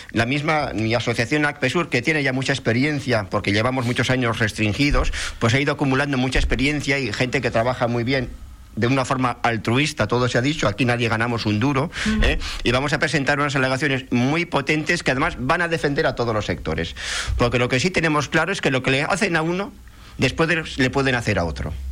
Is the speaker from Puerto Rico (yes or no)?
no; Spain; Y para un español, que todos somos españoles, pues es, me voy de vacaciones a Benidorm